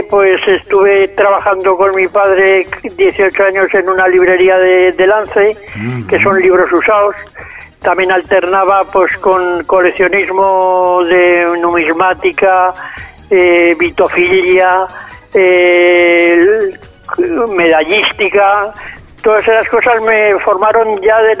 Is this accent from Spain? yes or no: yes; Zaragoza, Aragon, Spain; soy un zaragozano, nacido en el año 1948, un 25 de enero, en un caserón en la parte vieja de la ciudad, detrás del aseo y detrás de la casa del general Palafós